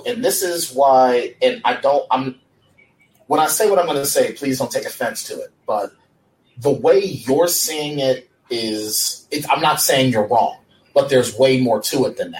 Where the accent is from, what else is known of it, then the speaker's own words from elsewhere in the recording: United States; I was born here.